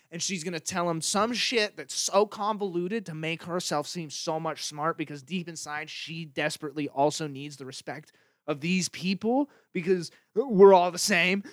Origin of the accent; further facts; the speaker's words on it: Idaho, United States; moved away; also born or lived in Seattle; I was from Idaho